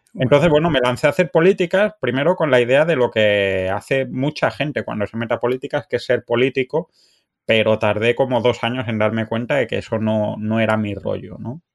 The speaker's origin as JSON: {"language": "Spanish", "town": "Cádiar", "region": "Andalusia", "country": "Spain", "tie": "born or raised there", "also_born_or_lived": "France", "moved": "as an adult", "lives_now": "Canada", "said": "mi, familia es de un pueblo de la Alpujarra Granadina que se llama Cadiar"}